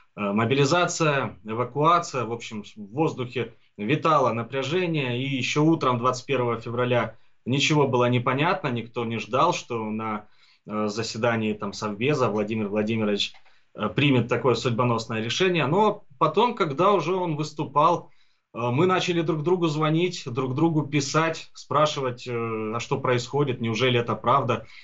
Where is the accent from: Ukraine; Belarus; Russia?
Ukraine; Donbas; also born or lived in Kharkiv; родился, вырос и живу здесь, у себя на родине, в Донбассе